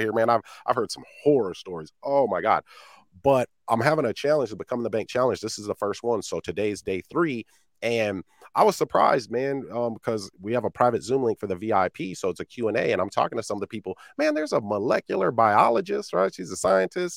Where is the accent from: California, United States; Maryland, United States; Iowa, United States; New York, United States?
Iowa, United States; I'm from Iowa, man, middle of the cornfields.